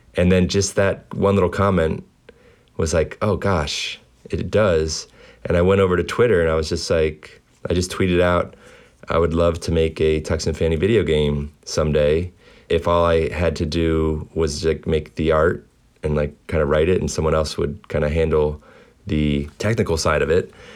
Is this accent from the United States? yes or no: yes; Baltimore, Maryland, United States; Baltimore is home these days. I grew up here